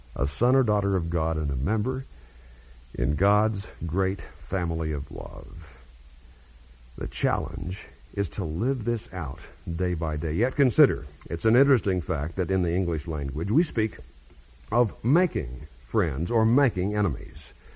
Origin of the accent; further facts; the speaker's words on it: Kansas, United States; my home state of Kansas